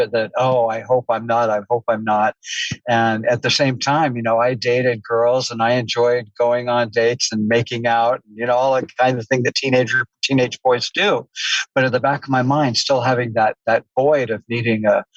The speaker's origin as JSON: {"language": "English", "region": "Southern California", "country": "United States", "tie": "born or raised there", "said": "I grew up in Southern California."}